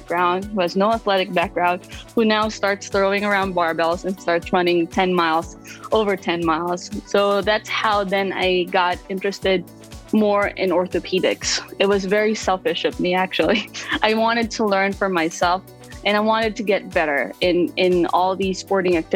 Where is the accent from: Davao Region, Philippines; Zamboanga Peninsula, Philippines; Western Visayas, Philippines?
Western Visayas, Philippines; Iloilo City; moved away as an adult; now in Brooklyn, New York, United States; I was born and raised in the Philippines. I grew up in Iloilo City, and I migrated to the United States in 2013